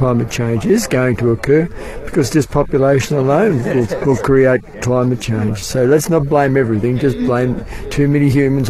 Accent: Colac, Victoria, Australia; I come from Colac.

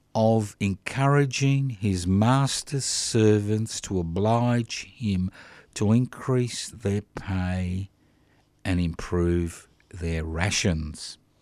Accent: Australia; I love being an Australian. I was born in this country

